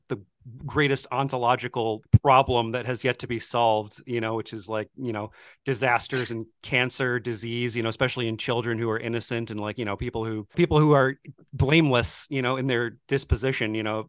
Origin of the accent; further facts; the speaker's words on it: Buffalo, New York, United States; growing up in Buffalo, like I went to a Lutheran church also.